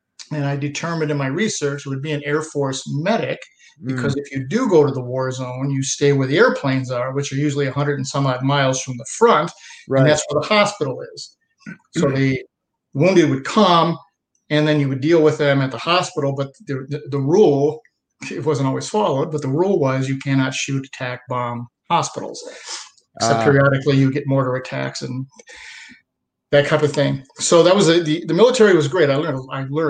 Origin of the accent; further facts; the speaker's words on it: Dunkirk, New York, United States; I was born in Dunkirk, New York, which most people have never heard of.